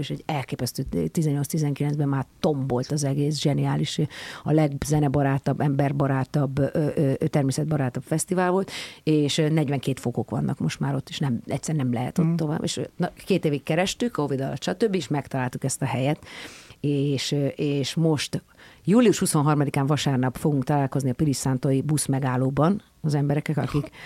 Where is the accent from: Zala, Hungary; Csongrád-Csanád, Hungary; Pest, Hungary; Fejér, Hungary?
Pest, Hungary; Pilis; mert hogy a pilis ez egy szakrális hely, egyébként meg ott nőttem fel